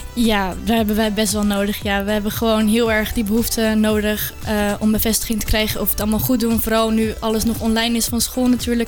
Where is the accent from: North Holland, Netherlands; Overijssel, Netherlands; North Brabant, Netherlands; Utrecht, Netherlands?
North Holland, Netherlands; Amsterdam; ik kom uit Amsterdam